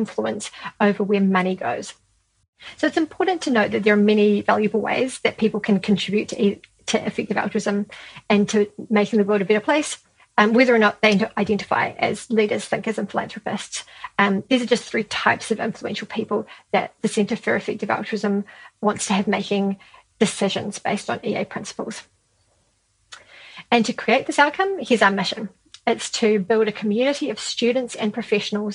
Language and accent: English; Christchurch, Canterbury, New Zealand; So down here in New Zealand, I run a small effective altruism group in my hometown of Christchurch